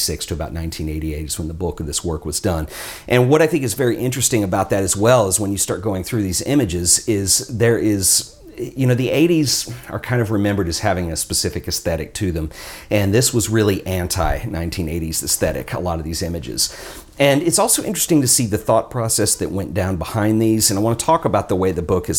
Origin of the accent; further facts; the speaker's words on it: Texas, United States; as somebody from Texas